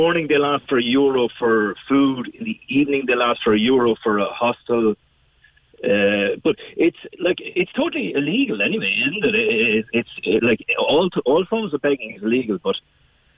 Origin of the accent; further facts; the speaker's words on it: Kildare, Leinster, Ireland; now in Cork, Ireland; I'm from Kildare